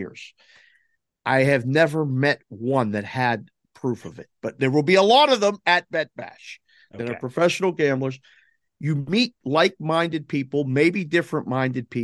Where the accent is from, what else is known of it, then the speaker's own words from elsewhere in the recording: Pittsburgh, Pennsylvania, United States; Growing up in Pittsburgh